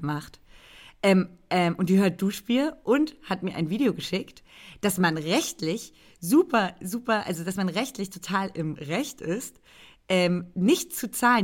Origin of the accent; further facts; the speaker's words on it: Brandenburg, Germany; moved away; einen Brandenburger Landwein, der in der Nähe meiner Heimat ähm, hergestellt wird, um nicht zu sagen sogar genau dort